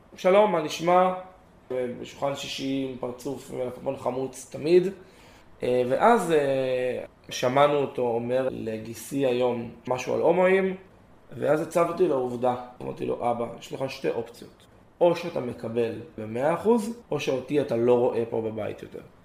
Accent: Gan Yavne, Central District, Israel; גדלתי בדרום, בגן יבנה, משפחה מרוקאית קלאסית

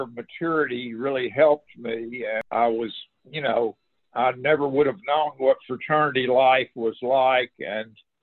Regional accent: Shreveport, Louisiana, United States; also born or lived in New Orleans, Louisiana; we moved to Shreveport when I was about 3 years old.

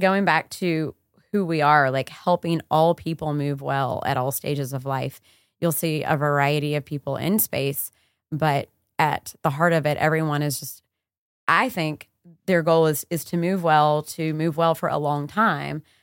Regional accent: the South, United States; growing up in the South

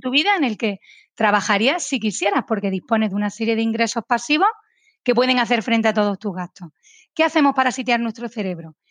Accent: Spain; aquí en mi país, en España

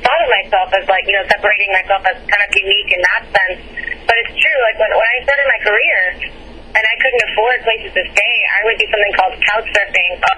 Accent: El Salvador; moved away; also born or lived in Nashville; the country I was born in El Salvador.

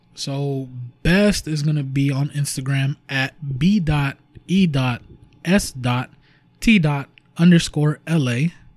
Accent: Huntington Park, California, United States; we are from Huntington Park, California

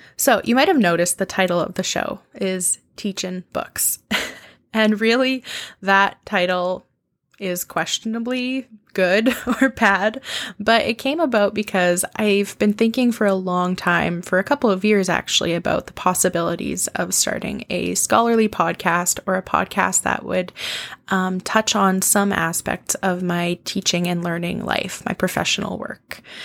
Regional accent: Saskatoon, Saskatchewan, Canada; also born or lived in Edmonton, Alberta; was born in Edmonton, Alberta, and raised in Saskatoon, Saskatchewan, Canada, which is where I live now

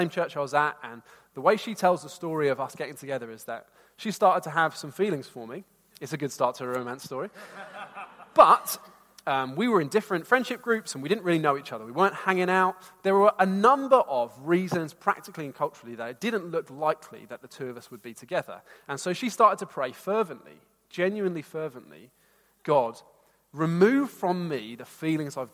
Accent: Bedford, East of England, United Kingdom; I wanted to leave my hometown. And some of you here know Bedford

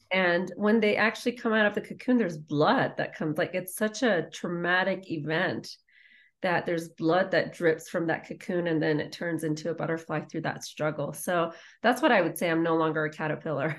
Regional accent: Iran; moved away; I was raised in war in Iran

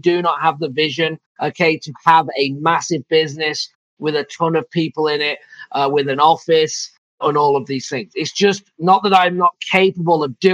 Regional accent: England, United Kingdom; also born or lived in Phoenix / Michigan; now in Savannah, Georgia, United States; I'm from England

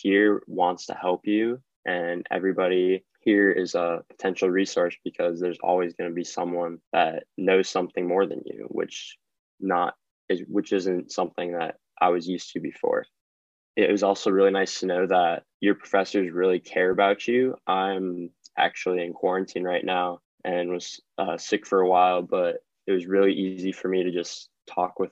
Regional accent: Fargo, North Dakota, United States; moved away as an adult; I'm from Fargo, North Dakota

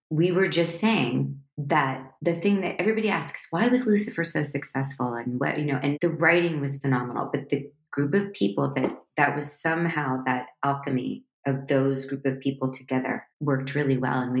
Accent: Midwest, United States; we grew up, I grew up in the Midwest. So it's like Ore-Ida.

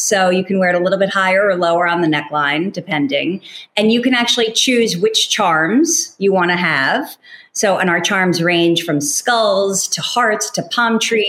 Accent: New York, United States; I'm a New Yorker.

